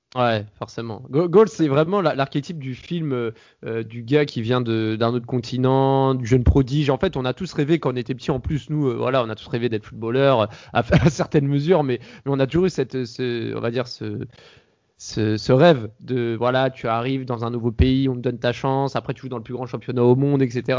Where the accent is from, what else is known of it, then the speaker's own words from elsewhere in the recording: France; en tant que Français